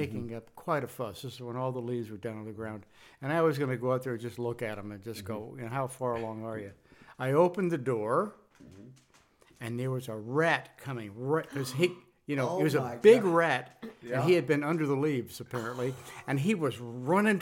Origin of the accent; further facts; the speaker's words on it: San Francisco, California, United States; I'm from California. In my childhood was California, Northern California, San Francisco area.